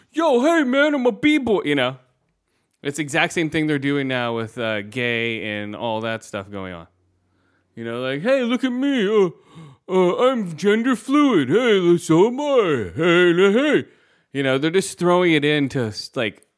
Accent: San Francisco, California, United States; we grew up in San Francisco

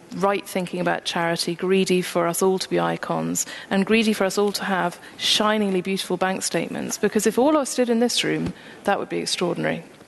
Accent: St Andrews, Scotland, United Kingdom; I'm from St Andrews

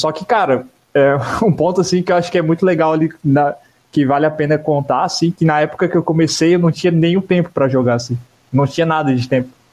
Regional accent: Garopaba, Santa Catarina, Brazil; eu, cresci, eu vivi toda a minha vida em Garopaba, né? Até hoje eu vivo aqui.

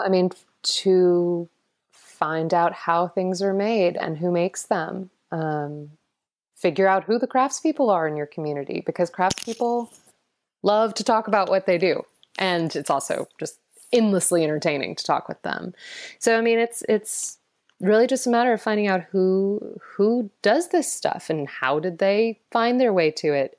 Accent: Atlanta, Georgia, United States; I was born in Atlanta

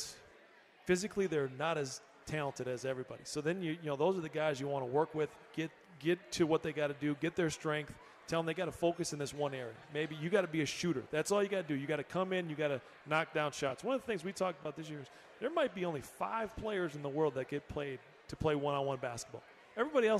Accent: Wisconsin, United States; Born and raised in Wisconsin

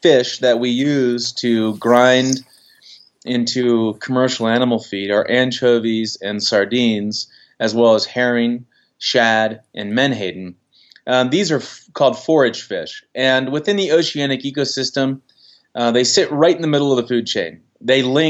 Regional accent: United States; I grew up in the Chesapeake Bay

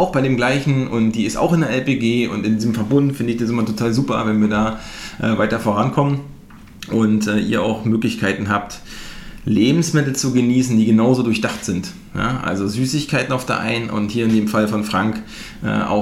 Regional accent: Mecklenburg-Vorpommern, Germany; also ich bin selber Ossi aus MacPom, aus der dunkelsten Ecke aus Dunkeldeutschland.

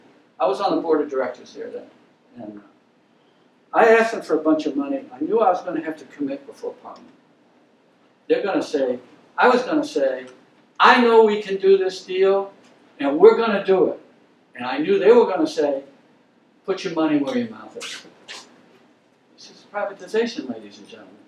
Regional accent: Maine, United States; I am used to cold because I'm from Maine

